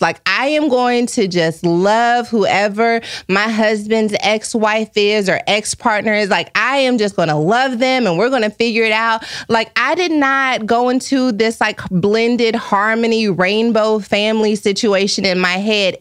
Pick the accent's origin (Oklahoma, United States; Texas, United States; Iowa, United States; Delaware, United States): Texas, United States; now in Los Angeles, United States; I'm from Texas, I moved to Los Angeles